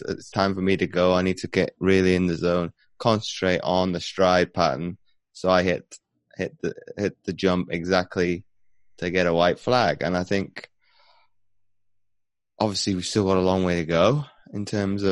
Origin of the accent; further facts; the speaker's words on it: United Kingdom; being a British athlete